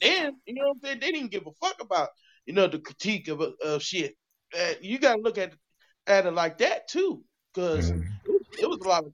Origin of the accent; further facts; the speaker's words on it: Kansas City, Midwest, United States; I'm from Midwest. We from KC